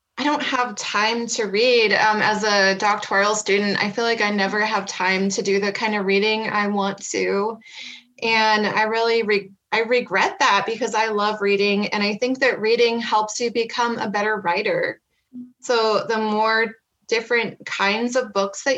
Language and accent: English; Kearney, Nebraska, United States; moved away as an adult; now in Black Hills, United States; I am originally from Kearney, Nebraska, and I grew up there in the Cornhusker State.